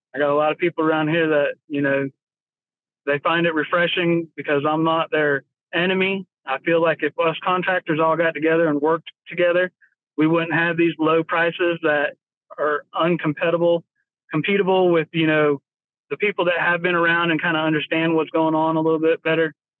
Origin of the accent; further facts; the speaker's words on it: Florida, United States; moved away as an adult; now in North Carolina, United States; I grew up in Florida. I was born in Florida, uh, lived there for 30 years